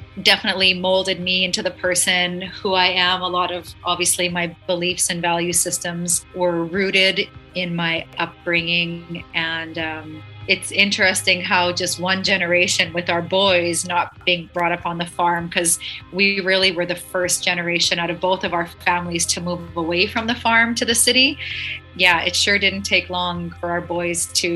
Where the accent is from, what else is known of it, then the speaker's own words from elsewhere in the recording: Saskatchewan, Canada; I am born, raised Canadian. Yeah, I'm actually from agricultural province called Saskatchewan. So grew up in a small farming community